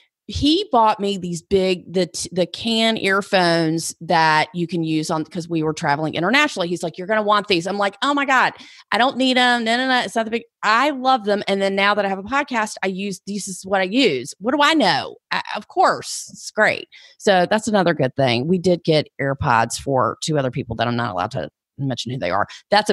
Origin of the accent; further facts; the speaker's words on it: the South, United States; Like they don't drink it, but I'm from the South. We drink bourbon.